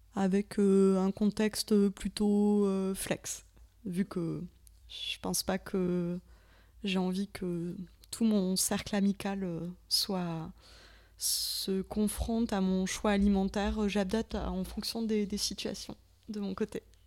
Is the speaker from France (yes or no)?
yes; the South, southern France, France; accent: southern (sudiste); mon accent anglais, euh, terriblement sudiste